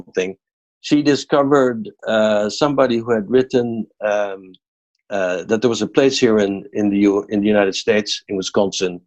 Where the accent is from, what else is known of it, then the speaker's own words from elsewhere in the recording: Netherlands; I'm from Holland